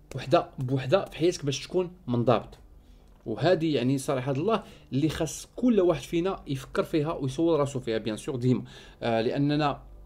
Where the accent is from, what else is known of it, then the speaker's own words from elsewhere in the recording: Morocco; حنا كمغاربه